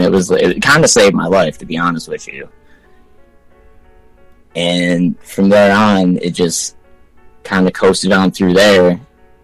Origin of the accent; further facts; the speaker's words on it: Michigan, United States; also born or lived in Ann Arbor, Michigan / Westland, Michigan / Canton, Michigan / Plymouth, Michigan; I was born in Ann Arbor, but I lived in Westland, then Canton, then Plymouth, and so I've been all over the place in the Wayne County area. But yeah, Michigan